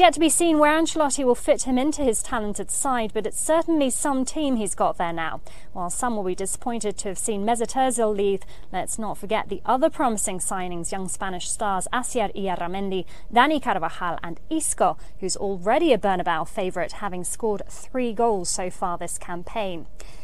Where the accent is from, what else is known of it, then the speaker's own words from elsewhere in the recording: Wales, United Kingdom; Hola chicas, well, seeing as I'm Welsh and I'm a Madridista